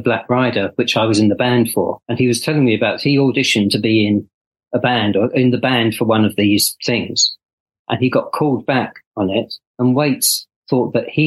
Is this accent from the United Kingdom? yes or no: yes; Essex, East of England, United Kingdom; I'm from Essex. I don't have any Irish blood in me, as far as I know